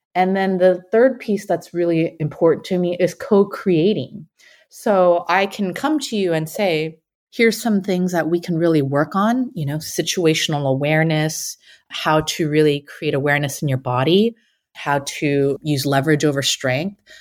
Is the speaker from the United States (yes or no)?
yes; San Francisco Bay Area, California, United States; born or raised there